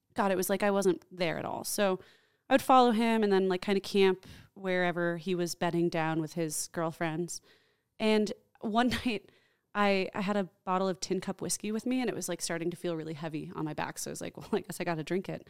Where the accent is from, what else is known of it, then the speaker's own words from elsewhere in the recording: New Jersey, United States; I grew up in New Jersey